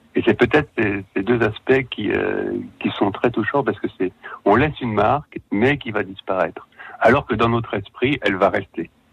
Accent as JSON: {"language": "French", "area": "Savoy", "region": "Auvergne-Rhône-Alpes", "country": "France", "moved": "yes", "said": "je suis savoyard, donc euh, une, grande partie de mon cœur est restée en Savoie"}